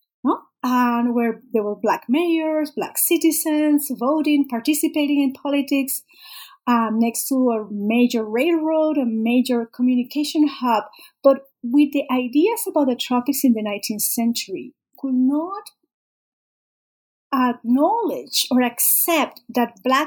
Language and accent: English; Panama; I'm Panamanian, I grew up in Panama